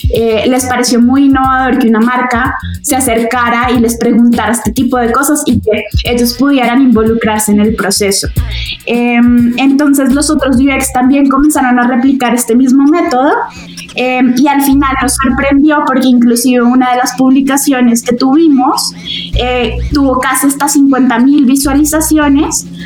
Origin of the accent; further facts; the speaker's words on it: Bogotá, Colombia; Soy, soy de Bogotá, casi toda mi vida he vivido acá